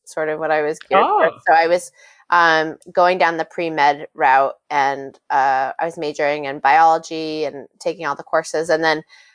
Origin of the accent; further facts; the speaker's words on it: Maine, United States; accent: Maine accent; moved away as an adult; also born or lived in San Francisco / New York; my Maine roots